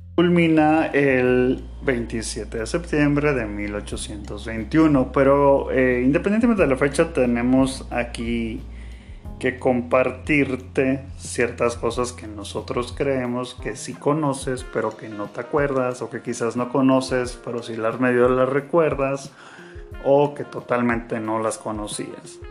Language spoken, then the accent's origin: Spanish; Guanajuato, Mexico; nosotros somos de acá, de una ciudad que lo vamos a dejar en el aire, el nombre de la ciudad, pero podemos compartir que estamos en Guanajuato